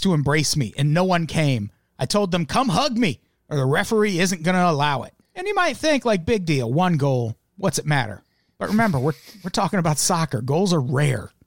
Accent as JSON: {"language": "English", "region": "Illinois", "country": "United States", "tie": "born or raised there", "said": "I grew up in Illinois"}